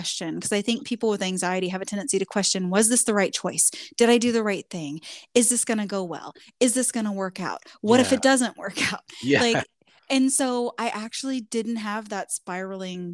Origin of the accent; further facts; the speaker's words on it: Midwest, United States; we're both from the Midwest. And I mean, you, different versions of the Midwest. You lived in the big city. I lived in the country, small town.